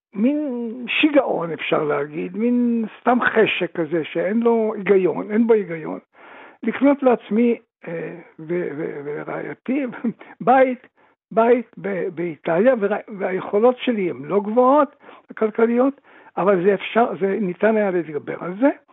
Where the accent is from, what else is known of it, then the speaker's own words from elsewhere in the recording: Tripoli, Libya; moved away; גם אני נולדתי שם